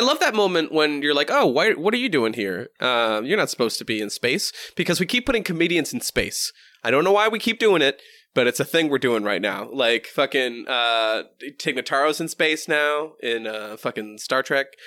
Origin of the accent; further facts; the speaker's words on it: New Hampshire, United States; moved away; also born or lived in Boston / Minnesota; I'm, I'm from wicked, wicked fucking cool New Hampshire. then fucking lived in fucking Boston